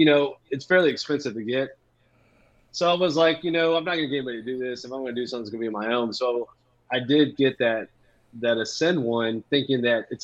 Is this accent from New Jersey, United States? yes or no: no; La Porte, Texas, United States; also born or lived in San Antonio / Sugar Land; I grew up in La Porte